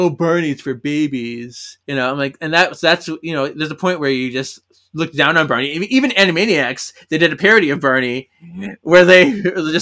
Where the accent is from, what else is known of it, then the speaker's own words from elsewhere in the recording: Milwaukee, Wisconsin, United States; I'm from Milwaukee